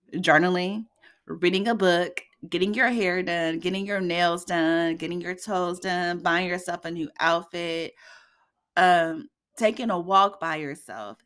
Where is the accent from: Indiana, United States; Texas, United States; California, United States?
Indiana, United States; here in Indiana, in my hometown